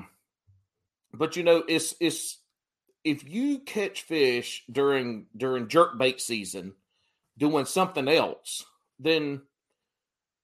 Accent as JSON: {"language": "English", "region": "South Carolina", "country": "United States", "tie": "born or raised there", "said": "where I grew up in South Carolina"}